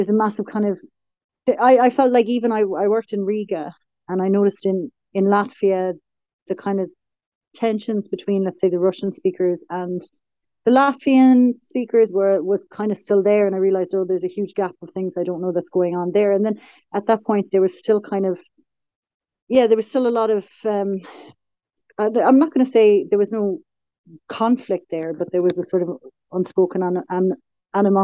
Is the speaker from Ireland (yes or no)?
yes; Tralee, Munster, Ireland; moved away; I'm originally from Kerry, just outside Tralee